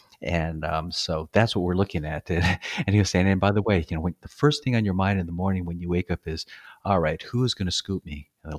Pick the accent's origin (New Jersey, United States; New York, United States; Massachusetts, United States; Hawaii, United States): Hawaii, United States; born there; I was born in Hawaii, kind of moved around a bit.